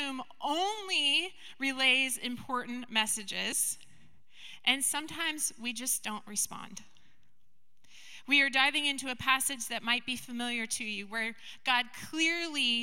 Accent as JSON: {"language": "English", "area": "Skagit County", "region": "Washington", "country": "United States", "tie": "born or raised there", "said": "I grew up in Skagit County"}